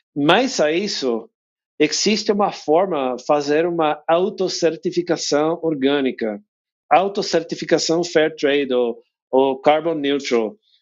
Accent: United States; Portuguese is a second language; moved away as an adult; now in Mendoza, Argentina; eu sou de, de Estados Unidos

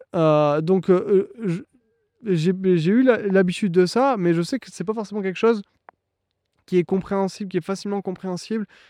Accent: France; moved away as an adult; now in Ontario, Canada; Je suis un Français qui est parti il y a six mois s'installer au Canada en Ontario.

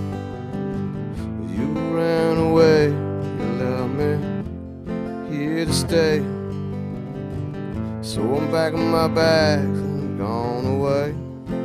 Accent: North Carolina, United States; also born or lived in Charleston, West Virginia; I was born in West Virginia, Charleston, West Virginia. But I grew up mostly in North Carolina since I was 12, so I call North Carolina my home for sure

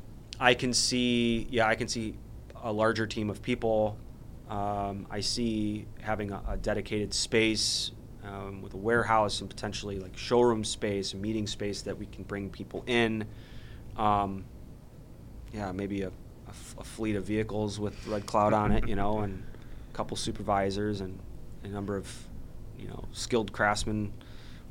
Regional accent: Chicagoland, Illinois, United States; we all kind of from Chicagoland

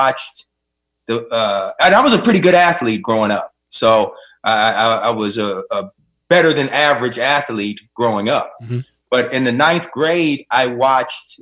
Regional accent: Los Angeles, California, United States; I grew up in South Central Los Angeles

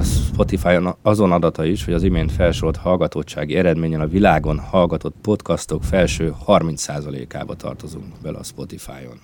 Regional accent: Siófok, Somogy, Hungary; szülővárosomból, Siófokról kapcsolódok be a felvételbe

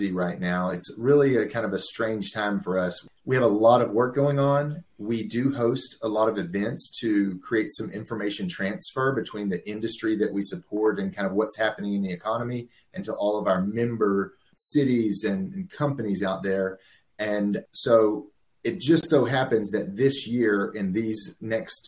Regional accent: Houston, Texas, United States; on the east side of Houston, grew up in the shadows of the petrochemical industry

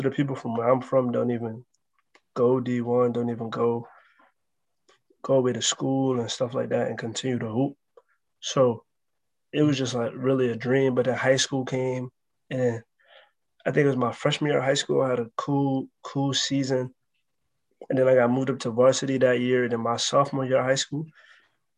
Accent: New York City, New York, United States; I'm from the Bronx, New York.

